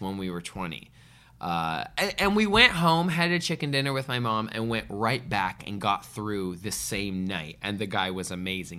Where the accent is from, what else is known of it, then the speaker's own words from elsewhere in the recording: Canada; as a Canadian boy